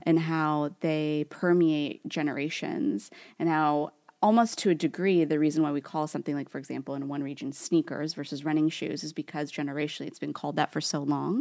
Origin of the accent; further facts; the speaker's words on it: Newark, California, United States; accent: Californian Valley Girl; I grew up in Newark, and Newark is, like, this, like, donut hole of a city within Fremont in the Bay Area.